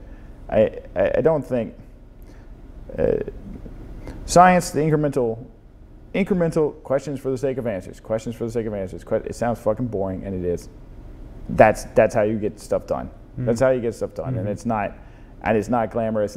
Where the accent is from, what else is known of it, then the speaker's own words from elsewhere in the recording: the South, United States; now in San Francisco, United States; growing up in the South, in the sort of deeply religious component